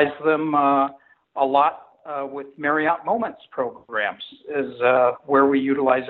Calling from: Mount Pleasant, Michigan, United States; Well, today I'm calling from Mount Pleasant, Michigan.

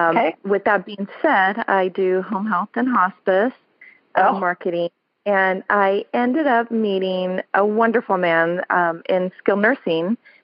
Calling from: Sacramento, California, United States; I'm calling from Sacramento, California.

